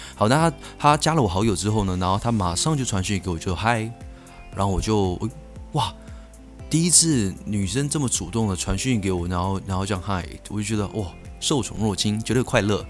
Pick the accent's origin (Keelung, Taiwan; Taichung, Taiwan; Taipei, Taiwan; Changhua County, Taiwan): Keelung, Taiwan; 我是基隆人。好，所以，呃，我在国一呢是在，在，在基隆的国中了